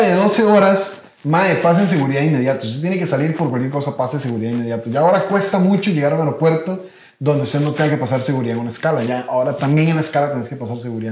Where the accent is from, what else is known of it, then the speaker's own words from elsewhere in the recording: Costa Rica; los costarricenses nos toca hacer escala